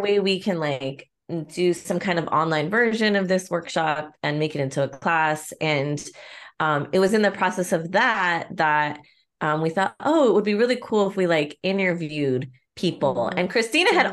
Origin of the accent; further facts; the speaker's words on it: Pico Rivera, California, United States; I'm from Pico